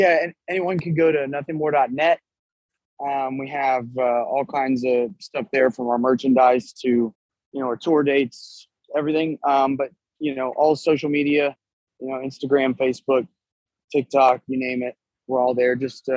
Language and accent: English; Texas, United States; Of course, I'm from Texas, you know.